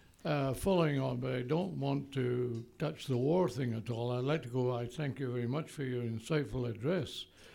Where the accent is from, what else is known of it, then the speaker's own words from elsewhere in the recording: Scotland, United Kingdom; moved away as an adult; also born or lived in Indonesia / West Africa; now in Canada; I'm from Scotland.